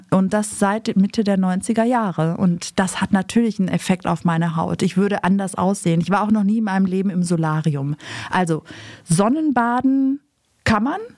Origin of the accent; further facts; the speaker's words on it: Greece; Also ich habe einmal jetzt tatsächlich in meinem Griechenland ja ähm, Fisch gegessen